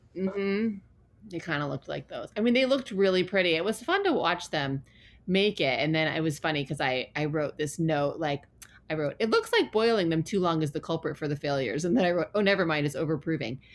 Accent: Ann Arbor, Michigan, United States; moved away; in my hometown there's a place called Zingerman's and there it's like a really famous deli

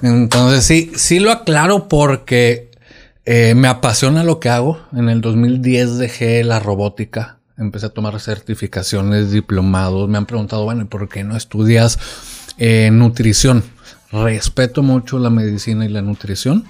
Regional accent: Culiacán, Sinaloa, Mexico; also born or lived in Monterrey; yo soy de aquí de Culiacán

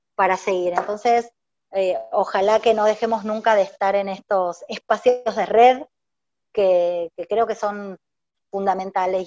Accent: Argentina; now in Paraguay; todos estos años acá en Paraguay, porque yo originalmente soy de Argentina

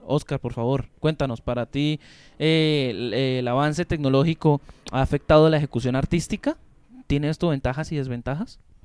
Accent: Colombia; como latinoamericanos que somos y como colombianos que somos

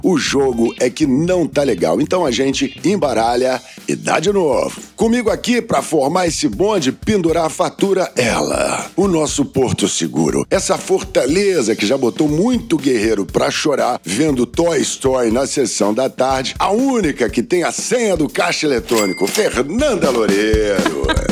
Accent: Mogi das Cruzes, São Paulo, Brazil; quando eu nasci ela era menor ainda. Mogi das Cruzes, a última estação de trem do subúrbio lá de São Paulo.

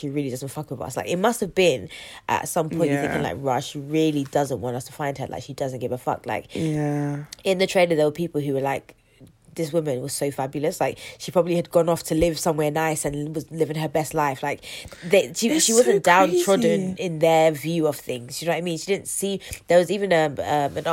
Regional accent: London, United Kingdom; I'm from North West

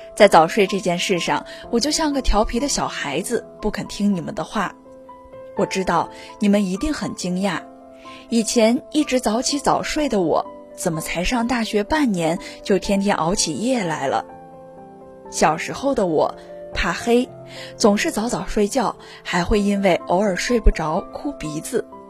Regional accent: Anyang, Henan, China; moved away as an adult; also born or lived in Nanjing; 来自河南安阳，我在南京大学，距离我的家乡八百四十四公里

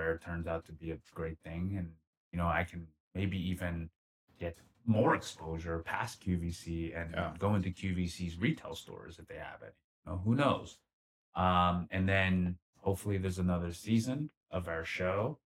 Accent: Philadelphia, Pennsylvania, United States; moved away as an adult; now in Los Angeles, United States; back in my hometown, our hometown, Philly

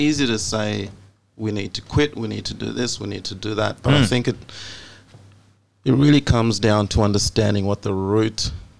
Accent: Australia; That's why I'm Australian. Yeah, I'm not Zambian.

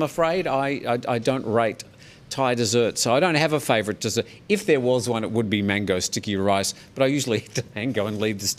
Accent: Australia; now in Thailand; because I'm not a big fan of Vegemite as an Australian. That's why they exiled me to Thailand.

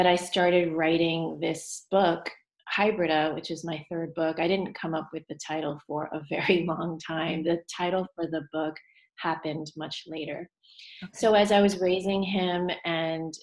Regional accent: United States; I am Chinese American

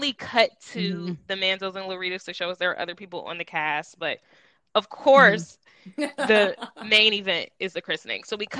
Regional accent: Arkansas, United States; damn, I'm from Arkansas

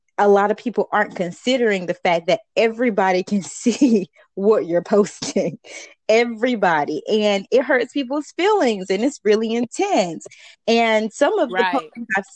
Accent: the South, United States; I'm from the South.

